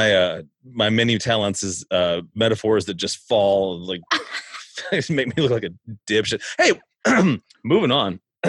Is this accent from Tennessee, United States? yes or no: yes; Nashville, Tennessee, United States; I'm from Nashville. That's where we record this.